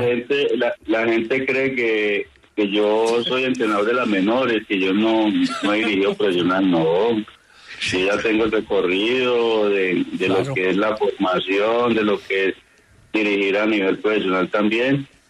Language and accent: Spanish; Paisa region, Antioquia, Colombia; nosotros, los paisas